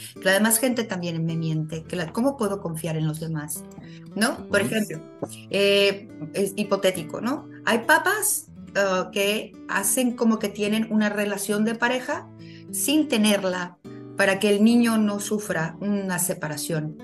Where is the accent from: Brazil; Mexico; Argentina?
Mexico; Mexico City; moved away as an adult; also born or lived in Morelia, Mexico; now in Ensenada, Mexico; soy originaria de la Ciudad de México